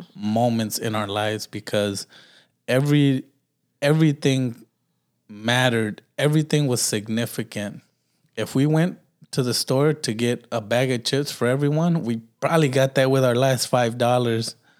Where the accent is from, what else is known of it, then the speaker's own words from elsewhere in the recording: Los Angeles, California, United States; moved away; I'm from Watts, bro.